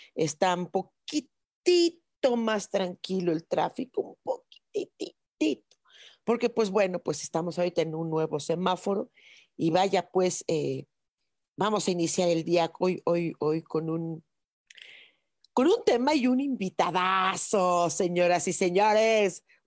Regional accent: Mexico City, Mexico; somos chilangos

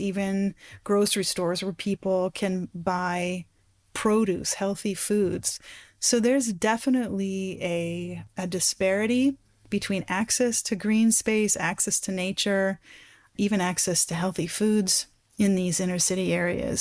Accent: Black Forest, Colorado, United States; I grew up in the Black Forest in Colorado, which is a ponderosa pine

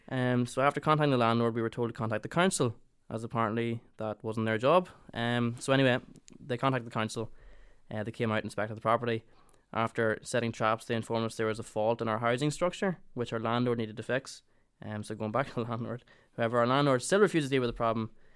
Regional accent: Ireland; moved away as an adult; now in Northern Ireland, United Kingdom; we're both from the Republic of Ireland

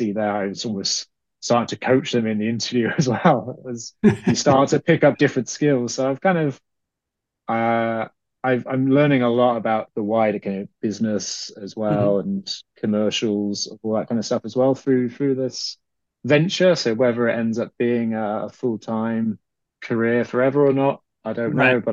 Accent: United Kingdom; also born or lived in Ireland; being British

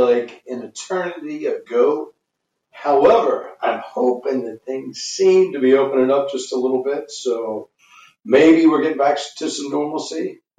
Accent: Kentucky, United States; And it was really growing up in Kentucky, bourbon's everywhere. I think I thought everybody drank it.

